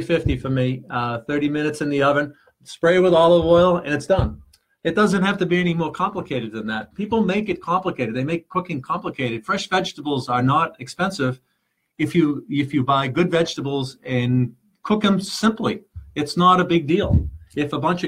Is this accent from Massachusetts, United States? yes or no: yes; Malden, Massachusetts, United States; we grew up in Malden